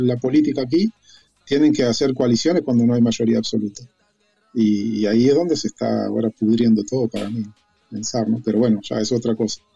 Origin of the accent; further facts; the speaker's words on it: Uruguay; moved away as an adult; now in Spain; yo, soy uruguayo